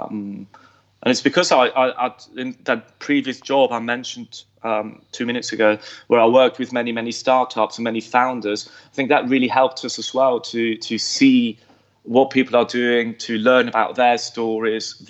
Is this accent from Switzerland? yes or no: yes; Switzerland; also born or lived in London; I was born in Switzerland. And I did go through the entire Swiss schooling system.